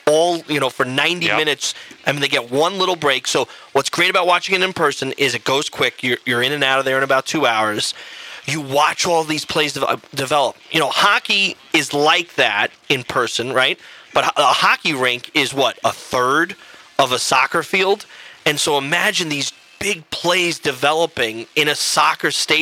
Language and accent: English; New York City, New York, United States; moved away as an adult; also born or lived in Europe; I grew up in Queens, New York